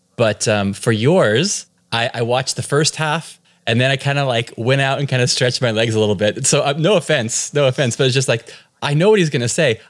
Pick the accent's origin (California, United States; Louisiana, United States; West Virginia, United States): California, United States; accent: from California; moved away as an adult; now in Cork, Ireland; So I'm born and raised in California.